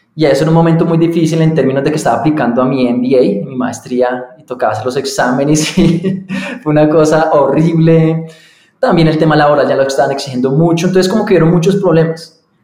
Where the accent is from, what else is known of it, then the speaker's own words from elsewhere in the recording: Colombia; also born or lived in London / United States / Boyacá; yo nací entonces aquí en Colombia, me crié